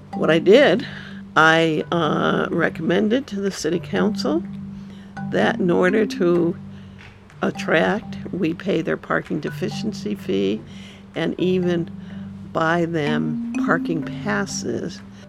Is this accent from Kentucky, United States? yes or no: no; California, United States; now in Santa Cruz, United States; live in Santa Cruz, have lived here for over 30 years, and came here as a result of the earthquake. I came from Southern California.